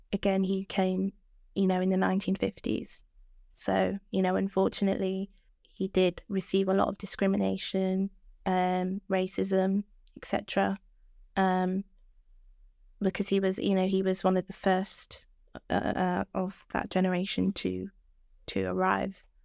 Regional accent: Birmingham, West Midlands, United Kingdom; I'm twenty, and I was born in Birmingham.

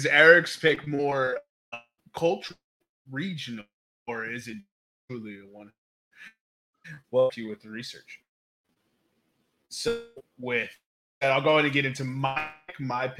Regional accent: United States; because we are American?

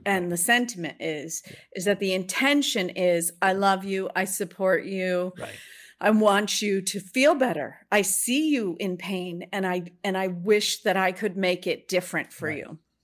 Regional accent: Boston, Massachusetts, United States; born or raised there

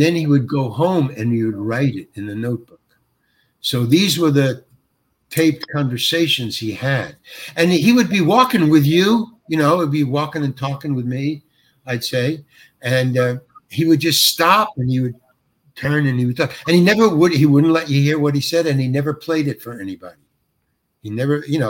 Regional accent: New York, United States; moved away; I'm from New York and I lived in the Village and stuff.

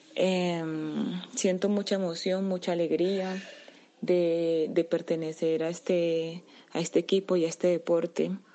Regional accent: Colombia; me siento muy feliz y orgullosa de haber representado a mi país, a mi tierra y a toda mi gente

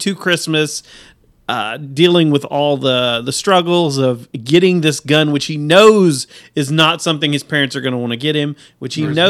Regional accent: Texas, United States; We're from Texas

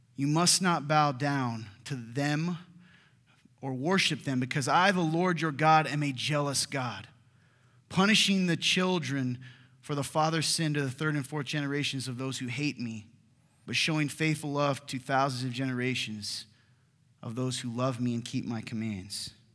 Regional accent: the South, United States; I'm from the South

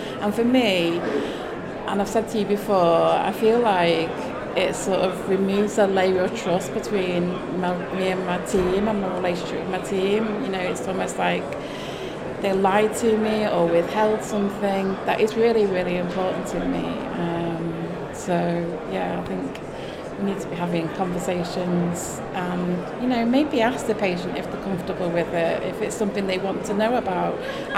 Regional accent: the north of England, United Kingdom; I'm a Northerner.

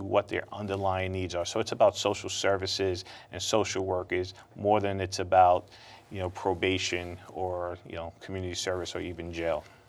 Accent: New York City, New York, United States; growing up in Brooklyn

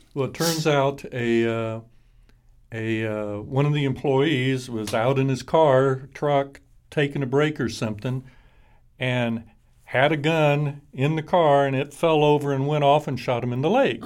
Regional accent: Fort Worth, Texas, United States; also born or lived in Albuquerque; I'm from Fort Worth. Texas, born here, Harris Hospital

